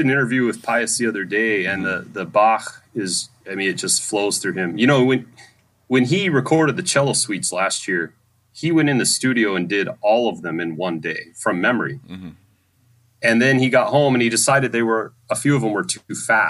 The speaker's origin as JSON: {"language": "English", "region": "Idaho", "country": "United States", "tie": "born or raised there", "also_born_or_lived": "Michigan", "moved": "as an adult", "said": "I grew up in Idaho, and I did not grow up in a musical family."}